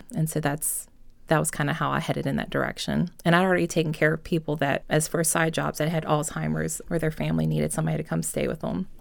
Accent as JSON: {"language": "English", "town": "Enon", "region": "Virginia", "country": "United States", "tie": "born or raised there", "said": "I grew up in Enon, so it's like right outside of Chester, um, between like Chester and Hopewell, like right on the river."}